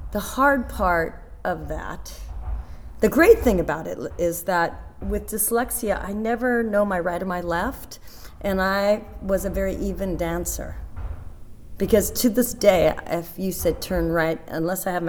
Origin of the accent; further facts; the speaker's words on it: Seattle, Washington, United States; moved away; also born or lived in Las Vegas, Nevada / New York; I'm from Seattle, Washington, and I have 7 brothers and sisters in there in Seattle